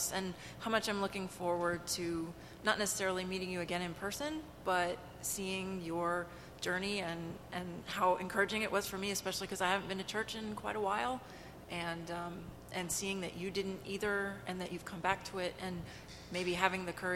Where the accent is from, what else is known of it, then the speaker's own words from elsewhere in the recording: northern Florida, United States; moved away; I grew up in northern Florida near Alabama in an evangelical church